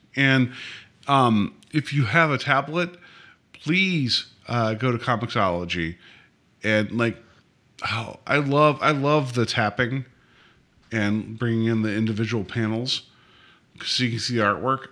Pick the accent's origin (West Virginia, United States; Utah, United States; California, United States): West Virginia, United States; moved away; I was born and raised in West Virginia